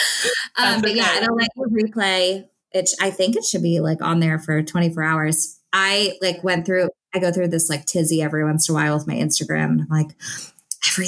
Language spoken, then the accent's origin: English; Naples, Florida, United States; moved away; also born or lived in Oklahoma; I am getting married in Naples, Florida, which is where I'm from